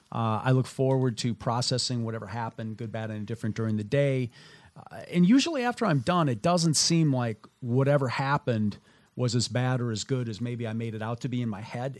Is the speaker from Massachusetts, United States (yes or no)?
no; Minnesota, United States; moved away; I grew up in Minnesota